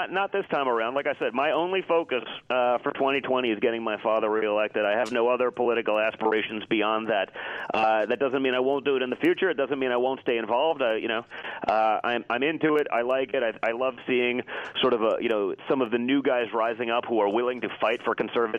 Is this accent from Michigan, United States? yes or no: no; New York City, New York, United States; I grew up in New York City as the son of a billionaire.